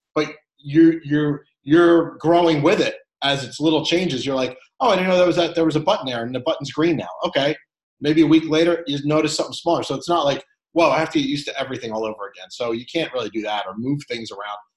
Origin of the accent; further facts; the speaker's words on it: Philadelphia, Pennsylvania, United States; I'm from Philly